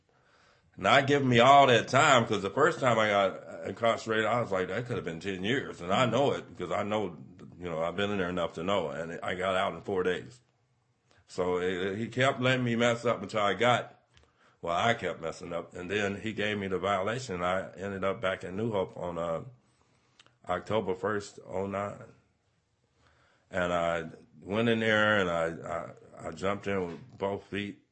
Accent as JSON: {"language": "English", "town": "Las Vegas", "region": "Nevada", "country": "United States", "tie": "born or raised there", "moved": "as an adult", "lives_now": "Modesto, United States", "said": "I had a great family growing up in Vegas"}